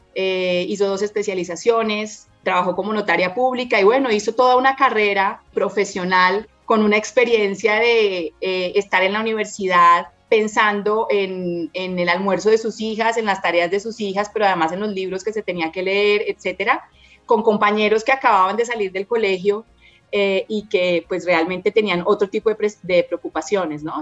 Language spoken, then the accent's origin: Spanish; Bogotá, Colombia; also born or lived in Santander; total influencia de la cultura santanderiana, pero soy pues bogotana en, mi corazón realmente, porque he vivido la gran parte de, mi vida aquí en Bogotá.